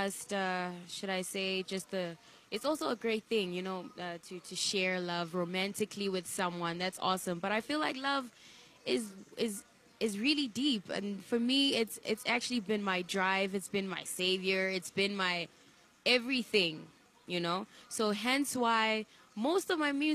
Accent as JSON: {"language": "English", "town": "Mutare", "region": "Manicaland", "country": "Zimbabwe", "tie": "born or raised there", "also_born_or_lived": "Bulawayo, Zimbabwe / Harare, Zimbabwe", "moved": "yes", "said": "I grew up mostly in that area, in Mutare"}